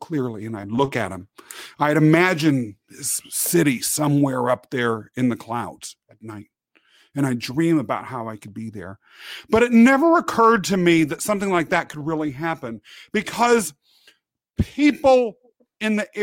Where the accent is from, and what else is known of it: Kansas, United States; born or raised there; also born or lived in England